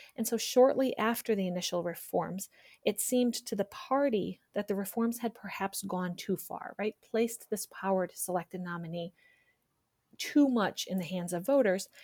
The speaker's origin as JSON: {"language": "English", "region": "New York", "country": "United States", "tie": "born or raised there", "moved": "yes", "lives_now": "Virginia, United States", "said": "I grew up in New York State and first registered to vote in New York"}